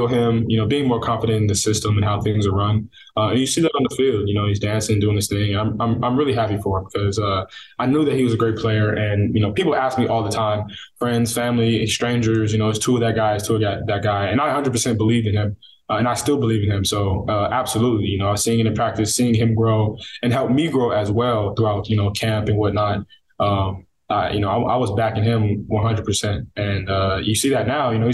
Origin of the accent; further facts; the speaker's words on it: Northern California, United States; also born or lived in Coquitlam, British Columbia, Canada; now in Miami, United States; me and my sister were born up there. Grew up there until I was about 8, and then moved to NorCal, where I spent my adolescence.